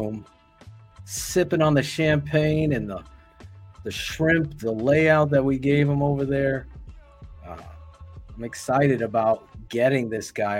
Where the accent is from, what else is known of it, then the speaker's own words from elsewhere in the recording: Connecticut, United States; as a Bears fan growing up in Connecticut